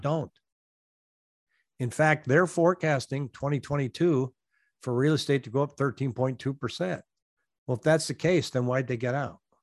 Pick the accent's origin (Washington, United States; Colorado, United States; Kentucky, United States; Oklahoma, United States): Washington, United States; now in Arizona, United States; I'm from Washington State